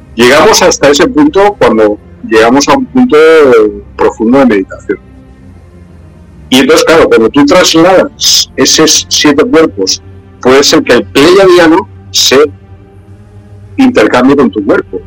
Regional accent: Spain; aquí en mi país, en España

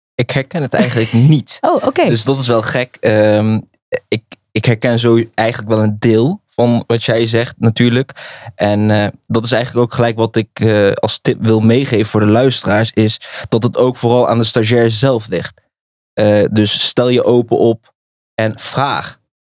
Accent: Nijmegen, Gelderland, Netherlands; Ik kom uit Nijmegen. Ik ben een geboren en getogen Nijmegen

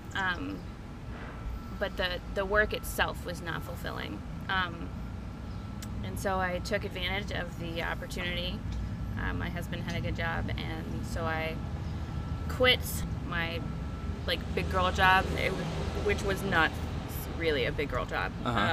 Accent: Grady, Alabama, United States; also born or lived in Minnesota; now in Auburn, United States; I grew up mostly in Montgomery, um, Montgomery County, like the rural areas. mm-hmm. Um, I'm from a little community called Grady.

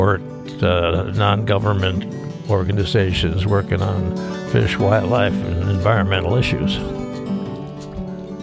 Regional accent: Sheboygan, Wisconsin, United States; moved away as an adult; also born or lived in Bozeman, Montana; now in Helena, United States; I was born in Sheboygan, Wisconsin, and I got recruited to come to Bozeman to go to school

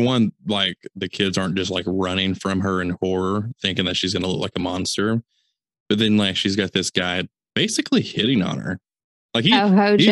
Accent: the South, United States; We're from the South

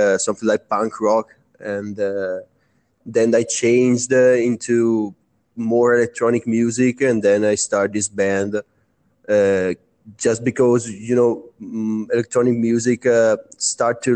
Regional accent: Brescia, Lombardy, Italy; We are Italian. We are from Brescia, Italy

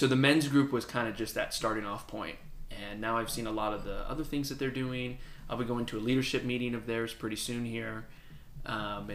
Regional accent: Houston, Texas, United States; also born or lived in El Paso, Texas; I was born in El Paso, but I was raised in Houston. That's basically where I'm from

